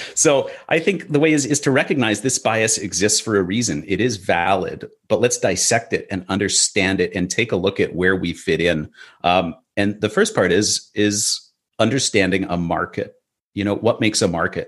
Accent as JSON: {"language": "English", "town": "Vancouver", "region": "British Columbia", "country": "Canada", "tie": "born or raised there", "said": "In Vancouver, uh, you know, my hometown"}